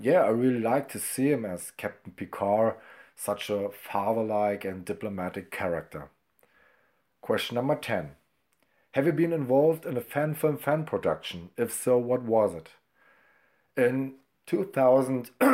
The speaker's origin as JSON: {"language": "English", "region": "Brandenburg", "country": "Germany", "first_language": "German", "second_language": "English", "said": "I'm from Germany, Brandenburg, not far away from Berlin."}